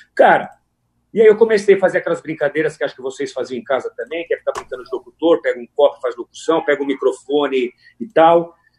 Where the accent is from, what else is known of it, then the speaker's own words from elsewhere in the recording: São Paulo, Brazil; also born or lived in Araraquara, São Paulo; eu sou natural de São Paulo, é, nasci em São Paulo e ainda muito novo eu mudei para Araraquara